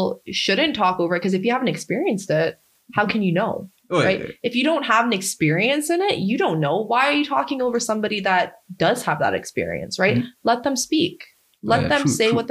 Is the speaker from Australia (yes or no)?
no; Canada; I grew up in Canada.